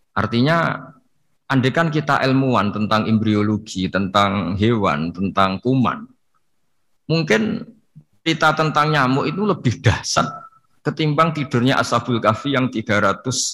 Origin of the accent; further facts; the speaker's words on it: Pantura, Indonesia; saya ini orang Pantura, jadi kalau ngomong lebih lebih keras, lebih vulgar.